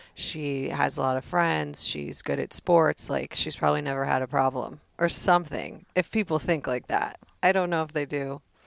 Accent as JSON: {"language": "English", "town": "Danville", "region": "California", "country": "United States", "tie": "born or raised there", "also_born_or_lived": "Pleasanton, California", "said": "I grew up in the Bay Area, San Francisco Bay Area, in Danville, California"}